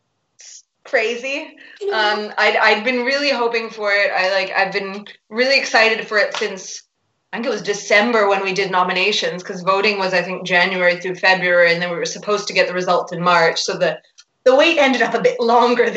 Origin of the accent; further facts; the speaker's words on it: Vancouver, British Columbia, Canada; moved away as an adult; also born or lived in Edinburgh, Scotland; now in Rome, Italy; I grew up in Canada, in Vancouver